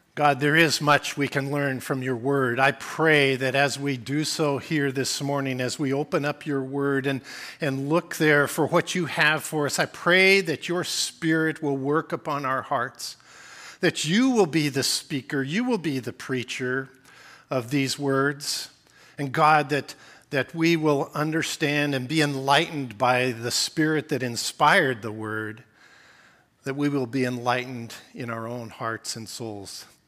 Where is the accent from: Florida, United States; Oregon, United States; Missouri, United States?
Oregon, United States; Portland; also born or lived in Whiskey Hill, Oregon / Alaska; I grew up in Portland